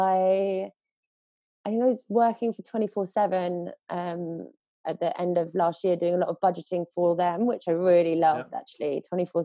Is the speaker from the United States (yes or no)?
no; England, United Kingdom; moved away as an adult; also born or lived in Spain; as an English person